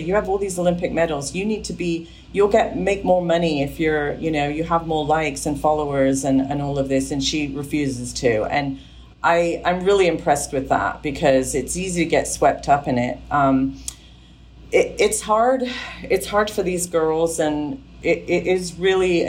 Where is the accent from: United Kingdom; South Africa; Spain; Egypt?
United Kingdom; England; I grew up in England with a strong work ethic